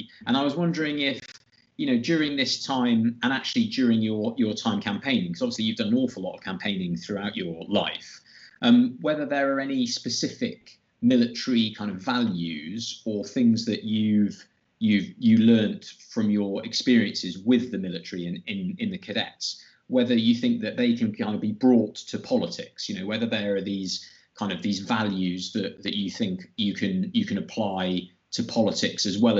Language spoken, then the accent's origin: English; London, United Kingdom; as a Londoner myself